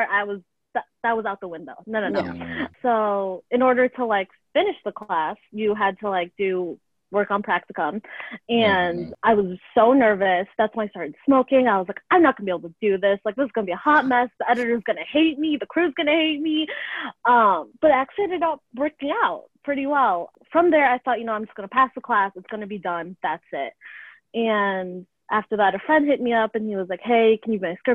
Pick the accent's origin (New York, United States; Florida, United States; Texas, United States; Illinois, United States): Illinois, United States; Lake in the Hills; also born or lived in Chicago; I grew up in Lake in the Hills, which is a northwest suburb about an hour and a half out of Chicago.